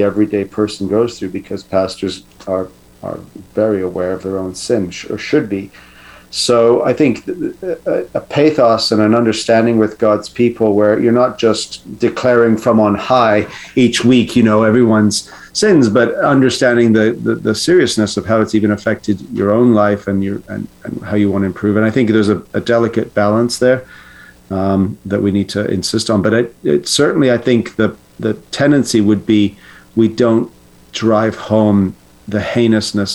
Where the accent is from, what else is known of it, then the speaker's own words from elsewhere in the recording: Canada; as a Canadian